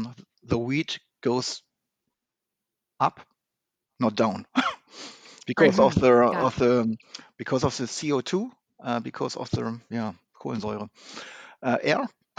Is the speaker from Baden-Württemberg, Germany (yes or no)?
no; Neuss, North Rhine-Westphalia, Germany; English is a second language; also born or lived in Düsseldorf; I was born in Neuss. It's a city nearby Cologne and Düsseldorf. And I studied in Düsseldorf.